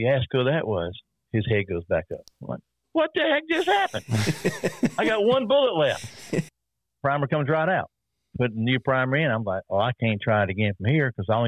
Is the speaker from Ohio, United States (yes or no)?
no; South Carolina, United States; I'm from South Carolina